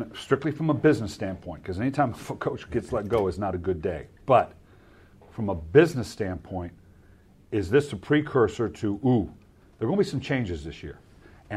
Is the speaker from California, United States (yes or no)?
yes; Southern California, United States; I'm from Southern California